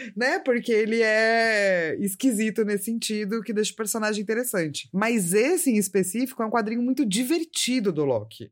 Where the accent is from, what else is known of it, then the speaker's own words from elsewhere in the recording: Brazil; a gente é brasileiro